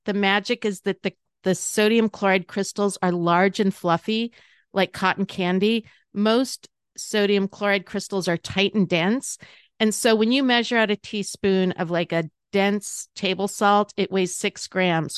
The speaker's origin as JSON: {"language": "English", "region": "North Dakota", "country": "United States", "tie": "born or raised there", "said": "I grew up in the North Dakota side"}